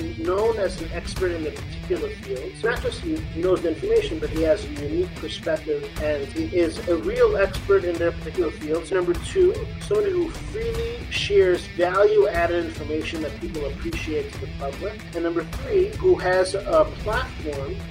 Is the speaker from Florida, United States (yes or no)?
no; Los Angeles, California, United States; moved away as an adult; now in Baltimore, United States; I live in Baltimore, Maryland. I grew up in Los Angeles, California, but, you know, I migrated here for school and got married, settled down here